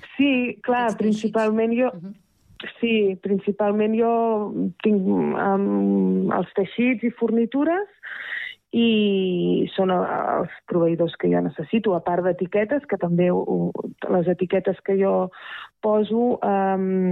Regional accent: Terrassa, Catalonia, Spain; moved away as an adult; now in Rellinars, Spain; sóc de Terrassa de tota la vida

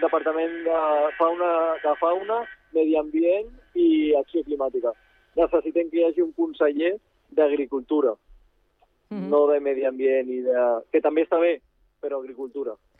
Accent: Baix Llobregat, Catalonia, Spain; soc pagès de Baix Llobregat

